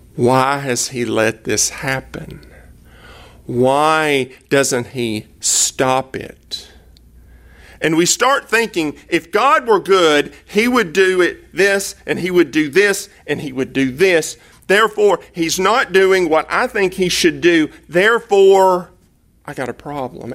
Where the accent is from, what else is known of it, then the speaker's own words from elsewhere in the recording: Cleveland, Tennessee, United States; now in Dallas, United States; I am from East Tennessee, right outside of Chattanooga